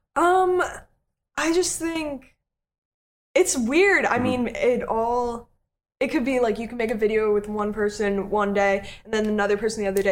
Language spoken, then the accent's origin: English; Connecticut, United States; moved away; my hometown friends, I was out with them mm-hmm. in Connecticut